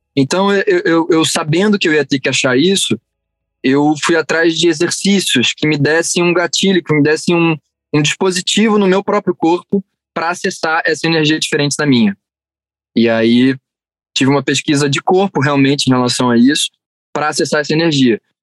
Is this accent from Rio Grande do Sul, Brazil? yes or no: no; Rio de Janeiro, Brazil; also born or lived in Barra da Tijuca, Rio de Janeiro; eu passei minha vida inteira, minha infância inteira na Tijuca, cresci lá